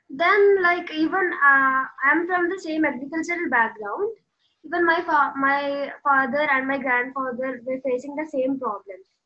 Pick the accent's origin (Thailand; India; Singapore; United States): India; Western Ghats; I'm from Western Ghats, and uh, here agriculture is the main occupation.